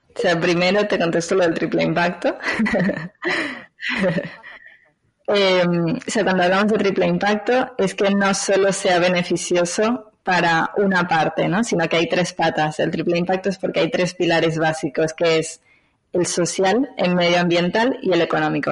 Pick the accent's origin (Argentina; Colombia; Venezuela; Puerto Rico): Venezuela; moved away as an adult; now in Barcelona, Spain; soy de Venezuela, eh, pero actualmente vivo en Barcelona hace unos 15 años, o sea que ya llevo mitad de mi vida aquí, mitad de mi vida allá